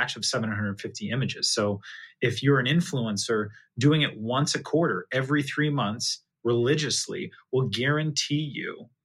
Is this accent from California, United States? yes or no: yes; California, United States; Well, I'm from California originally. So that's where I grew up